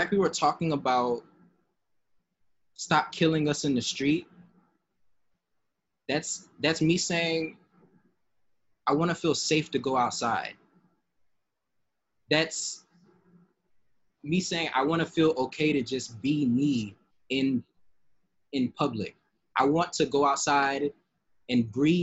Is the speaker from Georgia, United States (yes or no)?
yes; Atlanta, Georgia, United States; in Atlanta, like it's like, oh, I'm growing up in DeKalb County